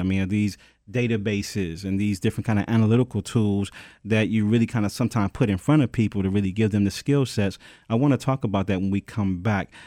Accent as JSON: {"language": "English", "town": "Detroit", "region": "Michigan", "country": "United States", "said": "I'm from Detroit"}